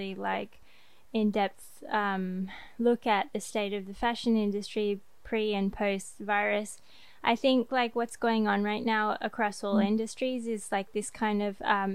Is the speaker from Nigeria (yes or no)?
no; Australia; now in France; me as an Australian